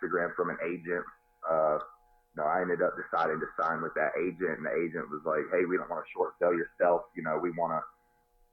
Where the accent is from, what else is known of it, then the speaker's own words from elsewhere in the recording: North Carolina, United States; Went to one in my home state of North Carolina